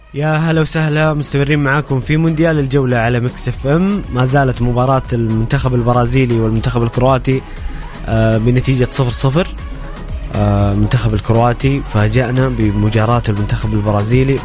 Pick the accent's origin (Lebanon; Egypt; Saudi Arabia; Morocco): Saudi Arabia